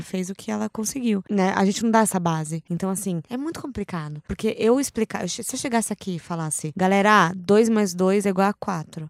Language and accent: Portuguese; Brazil; Quando eu era pequena, eu cresci num sítio, né, em Serrinha da Lambari